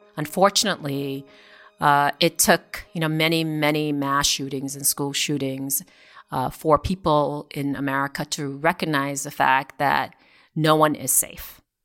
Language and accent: English; Vermont, United States; now in Newtown, United States; I grew up in Vermont